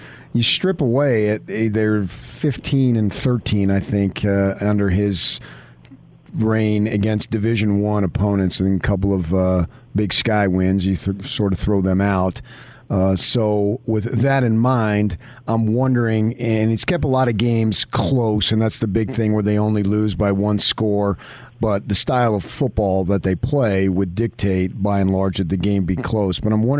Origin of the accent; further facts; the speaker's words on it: Arizona, United States; I grew up in Arizona